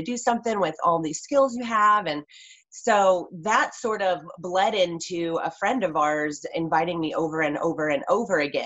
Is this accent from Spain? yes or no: no; West Coast, United States; I grew up on the West Coast, born and raised